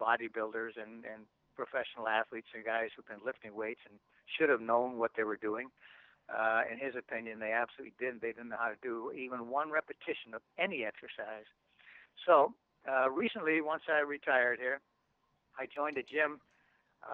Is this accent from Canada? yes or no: yes; Canada; as a Canadian